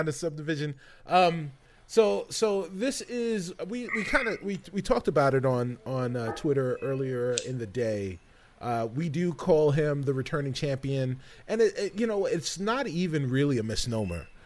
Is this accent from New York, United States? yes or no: yes; New York City, New York, United States; I'm from the Bronx